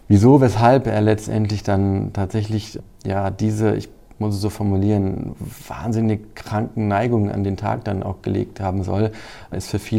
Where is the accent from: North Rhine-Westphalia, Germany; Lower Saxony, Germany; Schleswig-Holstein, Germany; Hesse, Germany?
Hesse, Germany; ich komme ja selbst aus dem Kreis Groß-Gerau